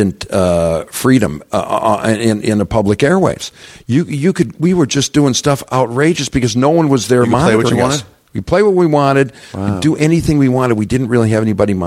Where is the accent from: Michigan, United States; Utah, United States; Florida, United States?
Michigan, United States; Detroit; moved away; I'm from Detroit.